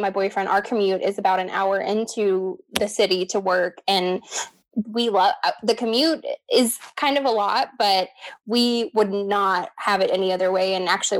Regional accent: Texas, United States; I am 31, born and raised in Texas.

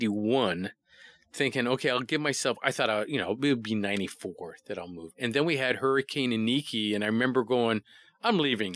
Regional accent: Hawaii, United States; I'm from Hawaii.

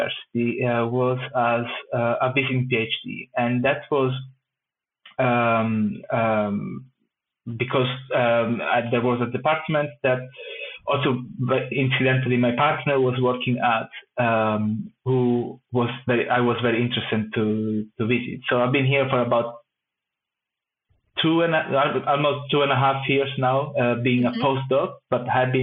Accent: Italy; moved away as an adult; also born or lived in Rome / Amsterdam; now in Sweden; I'm originally from Italy

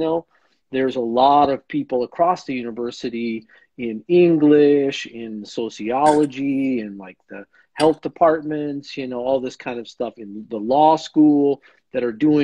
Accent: Arizona, United States; moved away as an adult; also born or lived in California / Indiana / Colorado; now in Oklahoma, United States; I grew up on the Navajo Reservation in Arizona. That's where I was born and grew up until I was in college and then kind of went to college all over the place.

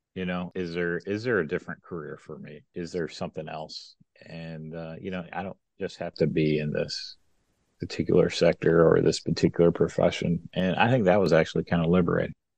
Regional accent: West Kentucky, United States; moved away as an adult; also born or lived in Atlanta, Georgia; now in West Tennessee, United States; I worked my first job back in this area because I'm from West Kentucky, so near near where I grew up

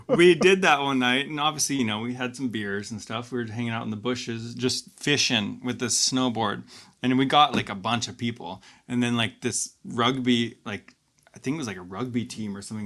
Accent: Juneau, Alaska, United States; I'm from Juneau, Alaska

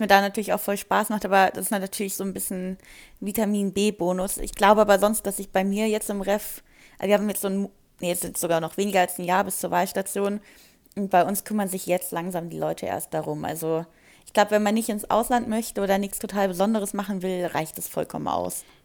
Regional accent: Wiesbaden, Hesse, Germany; Ich komme aus Wiesbaden

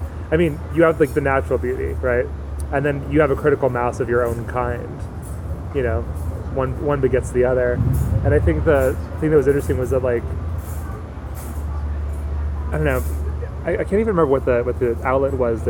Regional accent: Newport Beach, California, United States; now in New York, United States; I'm from Newport, so one over.

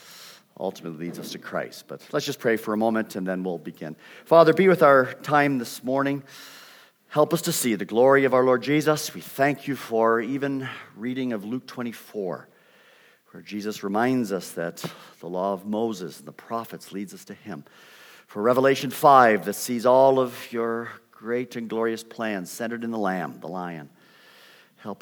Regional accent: Canada; accent: Canadian; moved away as an adult; also born or lived in Vancouver, British Columbia; now in United States; You will pick up a Canadian accent. I've been in the United States since I was 18 years old, but I still maintain it, and students still identify me as Canadian

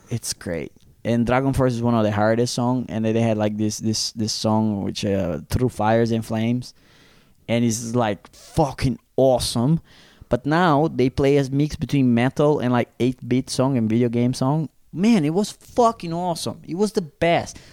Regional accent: Brazil; now in Zurich, Switzerland; the ones that I grew up in Brazil

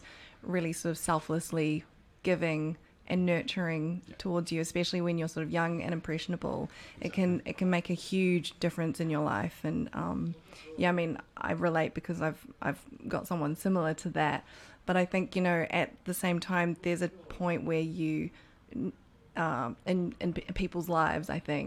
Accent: New Zealand; I'm a Kiwi

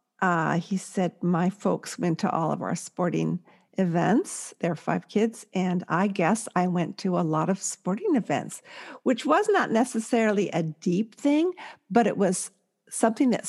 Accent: California, United States; I'm from California

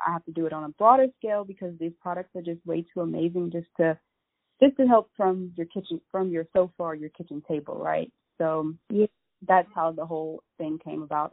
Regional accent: Lafayette, United States; I'm from Lafayette

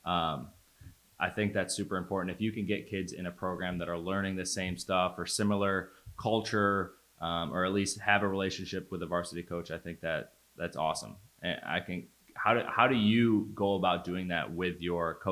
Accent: Pittsford, New York, United States; I grew up in Pittsford, the town right over

